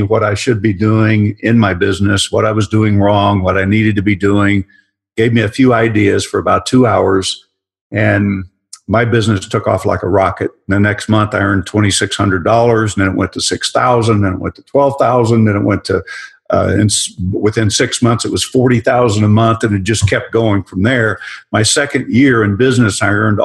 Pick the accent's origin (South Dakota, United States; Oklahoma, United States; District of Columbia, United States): Oklahoma, United States; Growing up in Oklahoma, we had to do it to survive